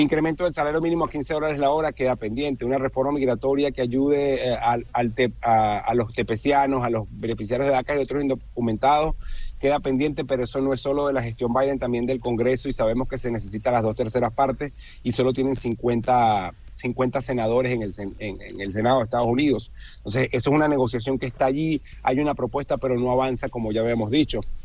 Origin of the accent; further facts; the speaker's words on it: Venezuela; yo que soy venezolano